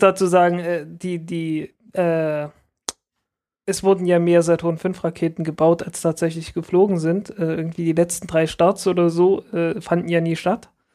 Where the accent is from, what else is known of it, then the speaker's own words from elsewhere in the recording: the East, East Germany, Germany; ich bin halt im Osten aufgewachsen